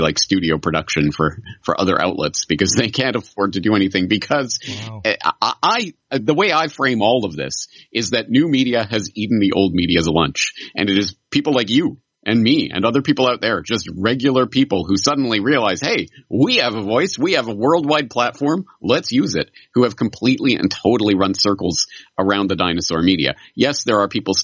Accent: Canada; now in Japan; I'm a Canadian in Japan

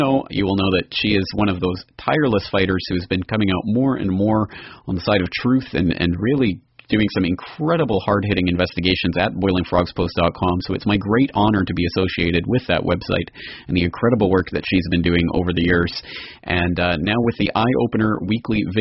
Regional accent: Canada; myself being Canadian

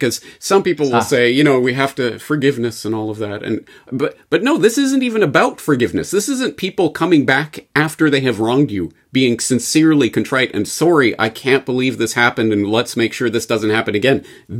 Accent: Canada; But for me, as a Canadian, I think you know what I'm going to pick as the story of the year.

